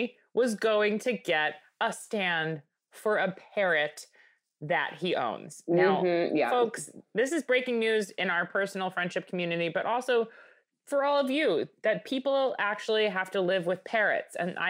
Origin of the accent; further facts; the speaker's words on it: Michigan, United States; now in Hyannis Port, United States; I grew up in Michigan. Now here I am in fucking Hyannisport.